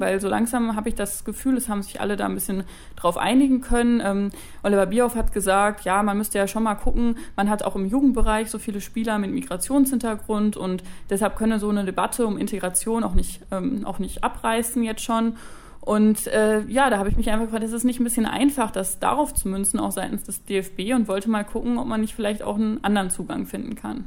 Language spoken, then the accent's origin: German; Dortmund, North Rhine-Westphalia, Germany; weil ich komme aus Dortmund und bin BVB-Fan